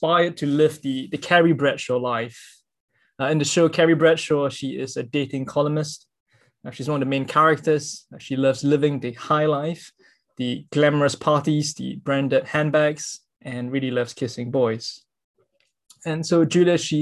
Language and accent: English; Singapore; I'm a Singaporean